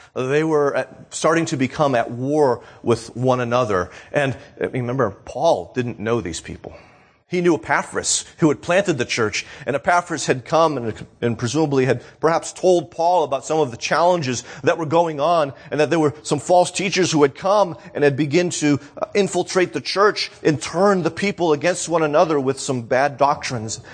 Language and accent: English; New Hampshire, United States; now in Florida, United States; I moved from New Hampshire to Florida